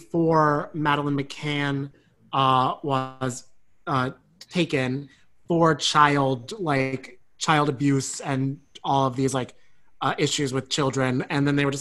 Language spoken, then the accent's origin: English; New Jersey, United States; I'm also from New Jersey